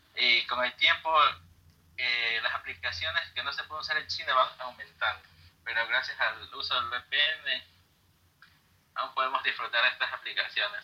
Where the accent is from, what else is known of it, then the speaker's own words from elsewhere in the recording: Guayaquil, Guayas, Ecuador; soy de Ecuador, de una ciudad llamada Guayaquil